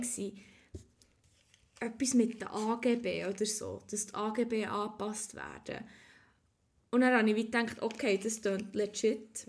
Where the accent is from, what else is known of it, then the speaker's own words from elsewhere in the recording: Switzerland; ich bin echt super Schweizerin.